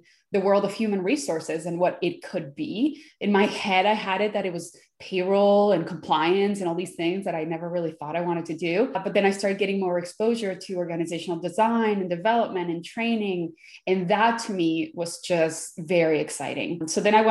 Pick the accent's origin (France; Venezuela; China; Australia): Venezuela; now in United States; I was born in Venezuela. And then as the country started getting a little bit politically unstable, we decided to leave and we came to the United States. So I've been here in the United States since 95.